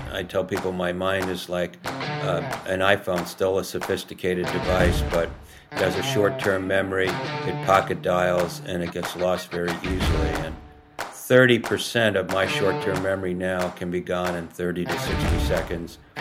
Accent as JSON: {"language": "English", "town": "Rye", "region": "New York", "country": "United States", "tie": "born or raised there", "also_born_or_lived": "Cape Cod", "moved": "yes", "said": "we were raised outside Manhattan in Rye, New York"}